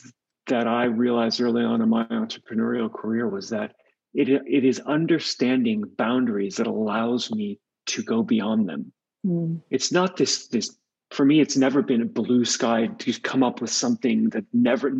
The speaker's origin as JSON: {"language": "English", "region": "California", "country": "United States", "moved": "yes", "lives_now": "Australia", "said": "I'm from California, you can hear the accent"}